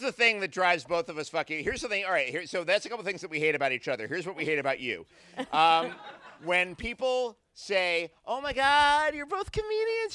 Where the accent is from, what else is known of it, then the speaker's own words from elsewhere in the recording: New York City, New York, United States; I grew up in the New York City of Ed Koch